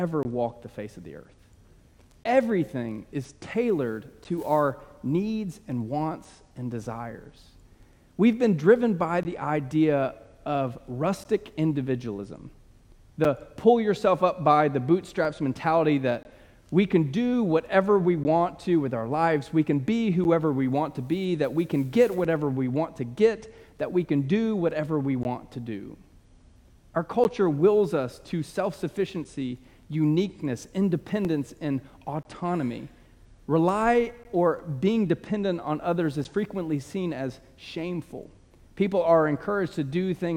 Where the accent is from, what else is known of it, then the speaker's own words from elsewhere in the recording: United States; we are American